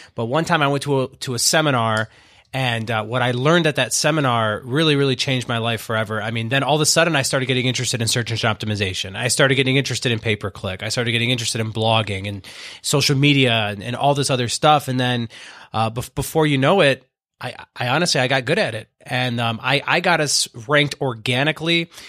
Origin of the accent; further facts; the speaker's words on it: Owosso, Michigan, United States; I was born in Owasso, Michigan, okay, which is what, ten, fifteen miles out, out of Flint